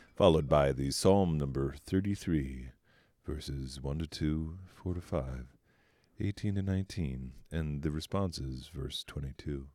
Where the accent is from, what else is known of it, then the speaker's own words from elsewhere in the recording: Denver, Colorado, United States; I was raised in Denver